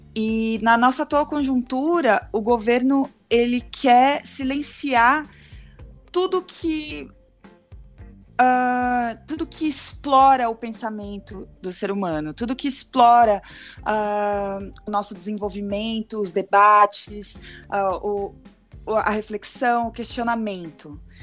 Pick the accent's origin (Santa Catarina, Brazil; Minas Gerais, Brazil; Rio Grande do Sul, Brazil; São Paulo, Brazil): São Paulo, Brazil; Santos; now in São Paulo, Brazil; Sou daqui de São Paulo, né, de Santos, mas moro em São Paulo